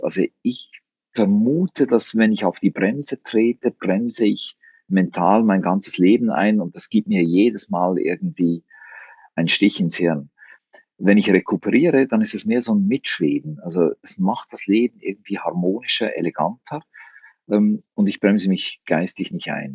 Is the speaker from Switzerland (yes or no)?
yes; Switzerland; als Schweizer